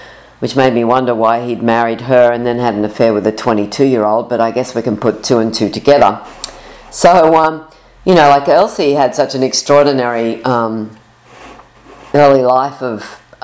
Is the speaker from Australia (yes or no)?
yes; Sydney, New South Wales, Australia; I'm from Sydney, Australia